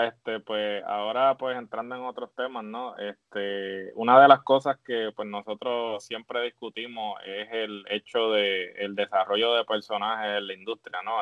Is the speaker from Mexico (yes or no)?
no; Puerto Rico; me siento orgulloso de ser puertorriqueño